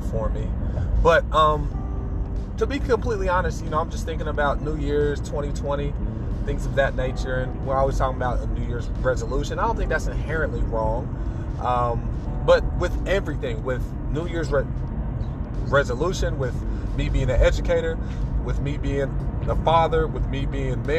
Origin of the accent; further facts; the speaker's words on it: United States; as an American